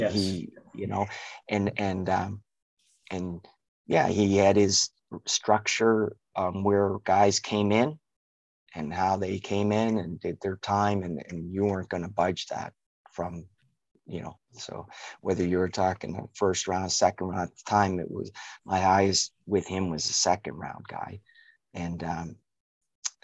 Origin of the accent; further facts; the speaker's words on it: Halifax, Nova Scotia, Canada; moved away as an adult; also born or lived in United Kingdom; We grew up in Halifax, different parts